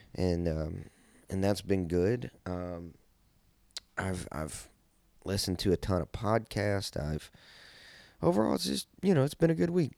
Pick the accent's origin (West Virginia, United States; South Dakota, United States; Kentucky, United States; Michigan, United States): Kentucky, United States; I'm from Kentucky, so we would always sled